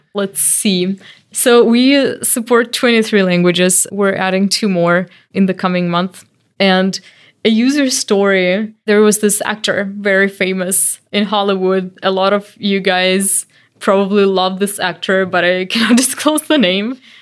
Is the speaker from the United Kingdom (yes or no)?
no; Belarus; moved away; I'm from Belarus